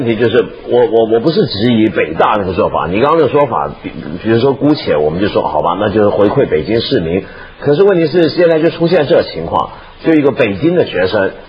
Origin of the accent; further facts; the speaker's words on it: Hong Kong; 我作为香港人很不懂的